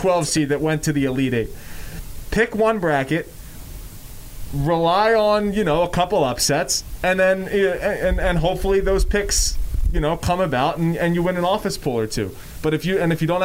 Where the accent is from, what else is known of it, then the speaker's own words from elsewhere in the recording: Philadelphia, Pennsylvania, United States; I grew up in Philadelphia